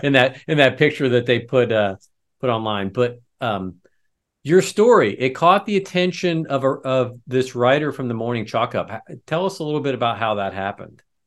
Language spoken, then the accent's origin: English; Lafayette, Indiana, United States; I'm a retired chief from Lafayette, Indiana